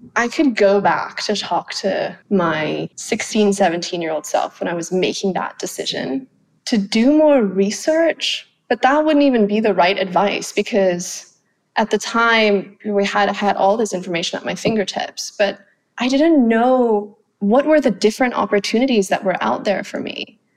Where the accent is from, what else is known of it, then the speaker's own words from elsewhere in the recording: Phuket, Thailand; first language Thai; English is a second language; moved away as an adult; also born or lived in London; now in Singapore; I grew up in Phuket, so I grew up in an island off an island, and I'm still living on an island now in Singapore.